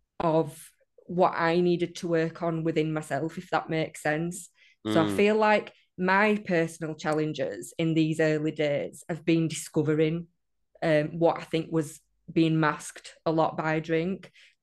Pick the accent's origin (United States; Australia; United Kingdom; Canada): United Kingdom; England; accent: northern; Oh dear. Yeah, I hate my accent.